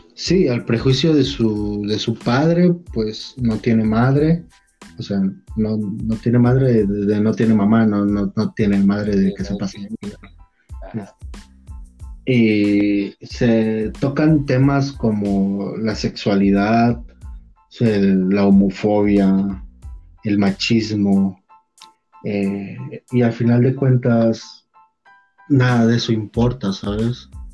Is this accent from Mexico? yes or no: yes; Chiapas, Mexico; Quiero regresar a mis chiapas